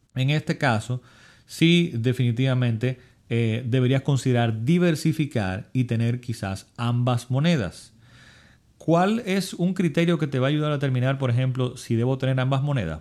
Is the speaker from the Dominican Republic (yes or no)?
yes; Dominican Republic; mi país, en República Dominicana